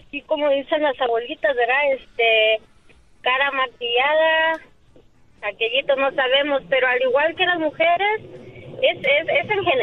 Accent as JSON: {"language": "Spanish", "town": "Las Vegas", "region": "Nevada", "country": "United States", "said": "Yo soy de Las Vegas y aquí se ve mucho de eso."}